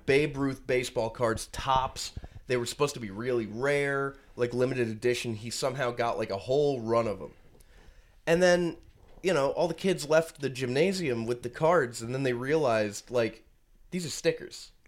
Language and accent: English; Rhode Island, United States; I'm from Rhode Island, born and raised